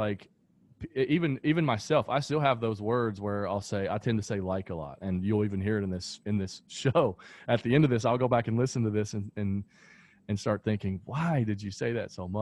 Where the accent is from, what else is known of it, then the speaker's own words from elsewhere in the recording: American South, rural Kentucky, United States; that's the sort of environment that I grew up in, right? Like in rural areas in the Kentucky in the American South